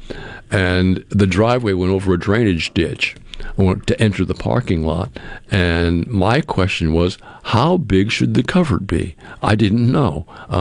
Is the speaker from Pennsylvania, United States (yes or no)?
no; Massachusetts, United States; moved away; I grew up in areas where I grew up in Massachusetts. They call everything a town up there.